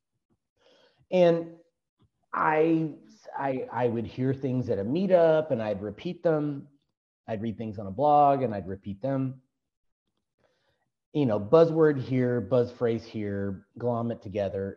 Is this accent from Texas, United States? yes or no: yes; Texas, United States